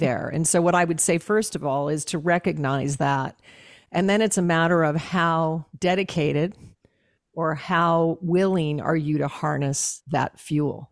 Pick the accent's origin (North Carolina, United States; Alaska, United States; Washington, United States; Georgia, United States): Alaska, United States; I was raised in Alaska.